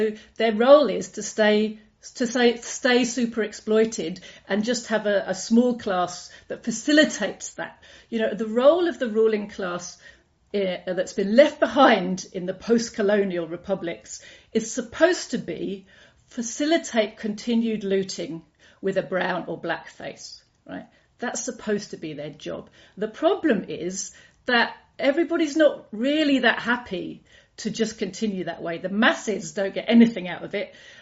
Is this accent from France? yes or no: no; United Kingdom; I grew up in Britain